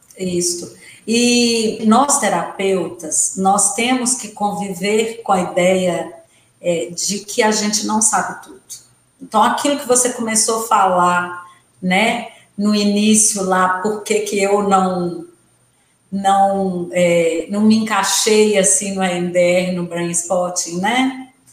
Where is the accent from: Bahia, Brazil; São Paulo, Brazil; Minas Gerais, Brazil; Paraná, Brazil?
Minas Gerais, Brazil; Santa Maria de Itabira; now in Belo Horizonte, Brazil; porque eu sou do interior, os meninos saíam para estudar em Itabira, eu sou de Santa Maria de Itabira, ou vinham para Belo Horizonte, né, estudar científico, e nós meninas que os pais eram bravos e não deixavam a gente vir para a capital, tínhamos que fazer magistério